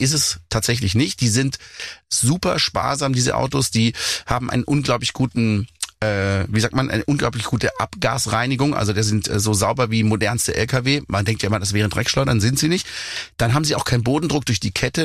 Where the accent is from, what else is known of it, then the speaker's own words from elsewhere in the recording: Black Forest, Baden-Württemberg, Germany; meine Heimat berücksichtigt, wo ich lebe, eben auf 1000 Meter im Schwarzwald